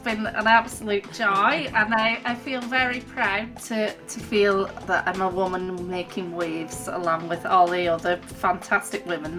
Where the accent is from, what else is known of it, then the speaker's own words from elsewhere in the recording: Rossendale Valley, North West England, United Kingdom; moved away as an adult; also born or lived in Belfast, United Kingdom; So I grew up originally in Lancashire in a place called the Rossendale Valley. I moved to Belfast, Northern Ireland, to study at Queen's University.